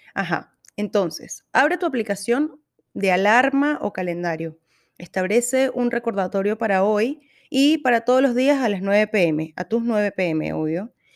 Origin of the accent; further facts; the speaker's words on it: Venezuela; moved away as an adult; now in Santiago, Chile; Soy venezolana. Vivo en Santiago de Chile desde hace un poco más de cinco años.